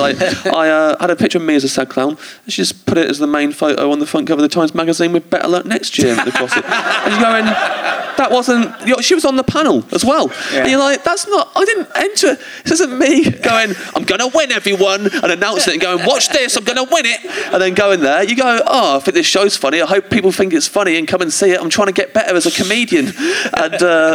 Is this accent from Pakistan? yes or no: no; England, United Kingdom; as an English comic